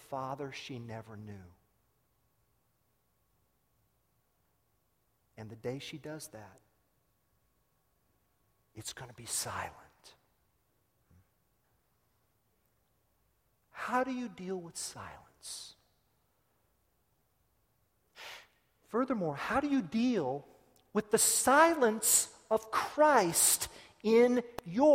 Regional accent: United States; I'm an American

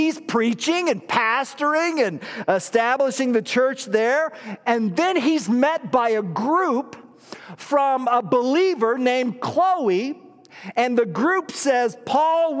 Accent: Illinois, United States; we don't do so primarily as American citizens or Illinoisans

